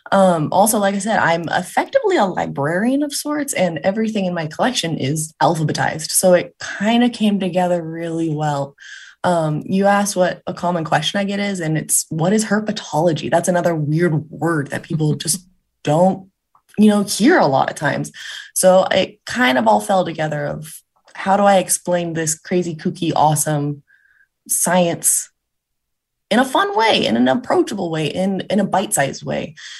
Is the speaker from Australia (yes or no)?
no; California, United States; So as I said, I grew up in Southern California